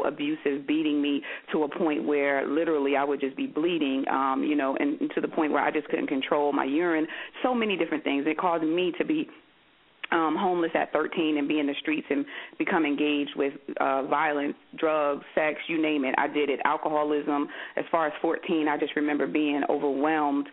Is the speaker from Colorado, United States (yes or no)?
no; Paterson, New Jersey, United States; I was born and raised in Paterson, New Jersey